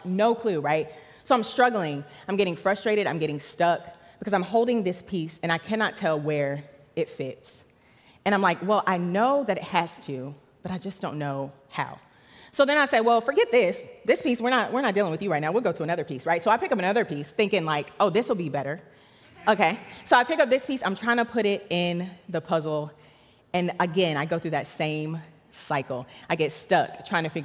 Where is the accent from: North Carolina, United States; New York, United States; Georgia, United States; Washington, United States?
North Carolina, United States; Charlotte; I grew up right here in Charlotte, North Carolina, right down the street